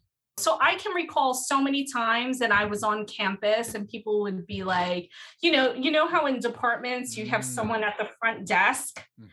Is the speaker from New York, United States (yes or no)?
yes; New York City, New York, United States; also born or lived in Harlem; I spent like the first year of my life in Harlem, but I grew up in Brooklyn.